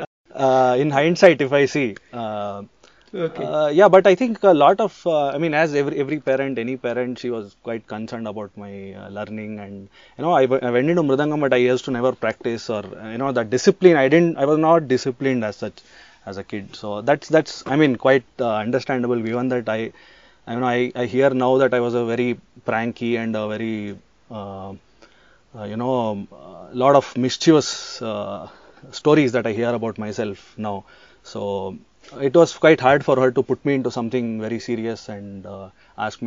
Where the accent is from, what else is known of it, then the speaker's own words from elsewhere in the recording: Bangalore, Karnataka, India; I was born in Bangalore, Namma Bengaluru. I should say I'm a proud Indian first, more than anything. Proud Kannadiga.